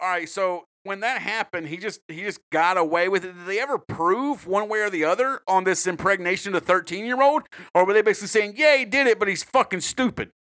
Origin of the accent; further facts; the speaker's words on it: United States; as an American